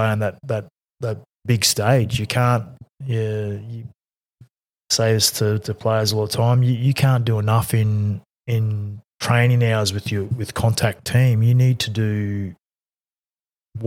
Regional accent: North Queensland, Australia; I'm from North Queensland

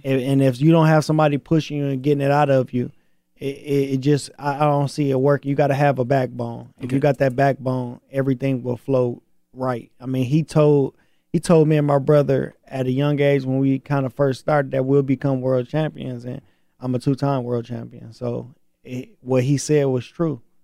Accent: Flint, Michigan, United States; I'm from Flint.

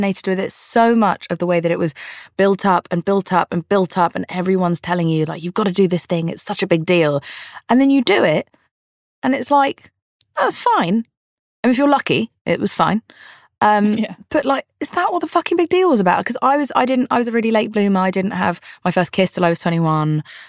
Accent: London, United Kingdom; I'm from London. It's also old here.

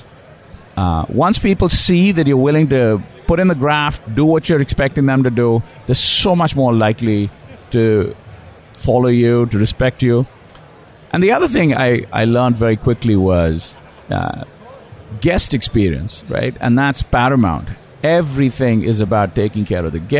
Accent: India; moved away; I grew up in India and went to school

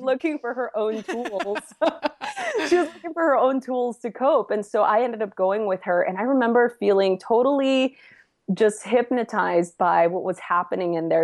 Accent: Los Angeles, California, United States; I'm from East L A originally, born and raised

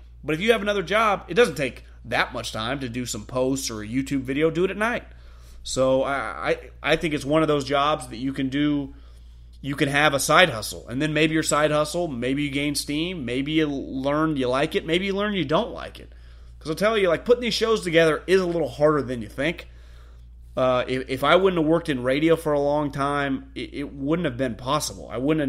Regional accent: Atlanta, Georgia, United States; I'm from Atlanta and have seen how good Shanahan is as an offensive coordinator.

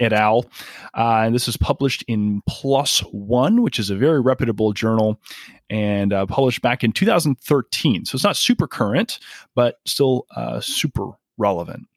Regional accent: Canada; moved away; I'm originally from Canada

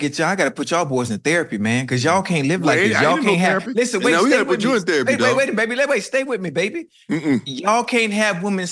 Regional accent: Miami, Florida, United States; I'm from Liberty City.

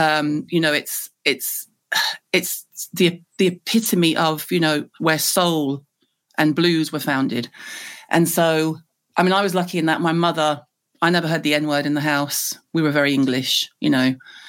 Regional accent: the South, United States; accent: US southern; southern accent, as in US southern accent, in Liverpool, where everyone would go, you sound dead funny. Where are you from?

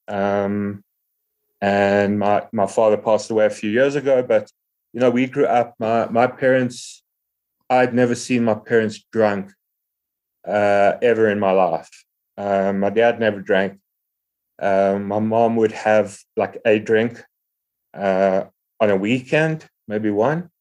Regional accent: Johannesburg, Gauteng, South Africa; I'm from Johannesburg in South Africa. We have a really, really cool recovery community here.

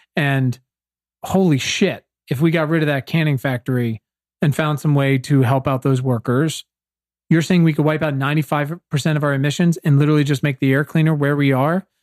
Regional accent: Virginia, United States; I'm from Virginia

